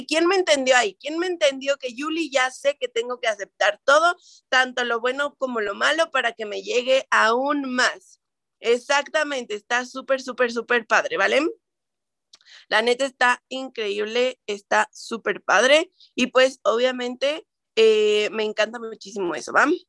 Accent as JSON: {"language": "Spanish", "town": "Toluca", "region": "State of Mexico", "country": "Mexico", "said": "Yo también soy de Toluca"}